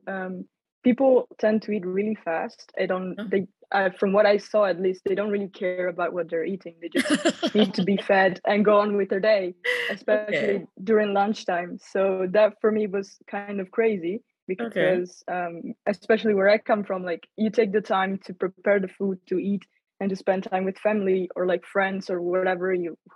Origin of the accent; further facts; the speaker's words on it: Vicenza, Veneto, Italy; moved away as an adult; now in Netherlands; I'm from Vicenza, which is a city close to Venice.